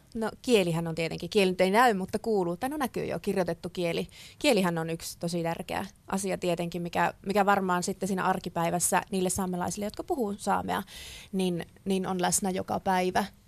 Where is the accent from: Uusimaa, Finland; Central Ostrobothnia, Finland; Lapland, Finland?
Lapland, Finland; Ivalo; minä olen Ivalosta kotoisin